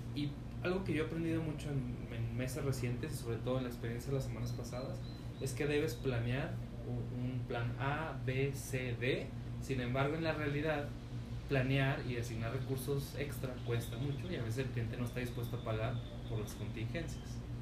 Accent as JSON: {"language": "Spanish", "region": "Chihuahua", "country": "Mexico", "moved": "yes", "lives_now": "Guadalajara, Mexico", "said": "de donde yo vengo es el número uno en divorcios"}